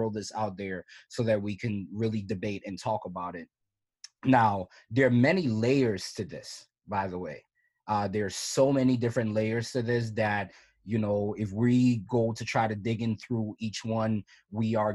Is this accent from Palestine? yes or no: no; Cameroon; you can have pride in you know me being a Cameroonian person